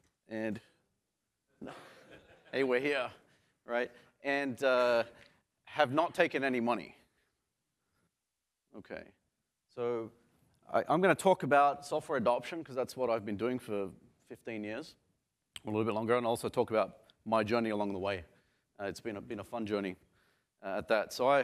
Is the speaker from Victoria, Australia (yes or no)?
no; Sydney, New South Wales, Australia; So I grew up in Sydney and I tried to find a picture from the 80s of what Australia looked like